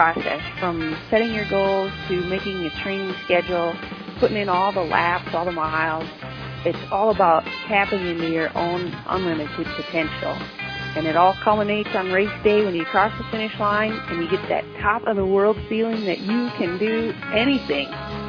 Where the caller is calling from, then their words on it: Idaho, United States; I'm calling from Idaho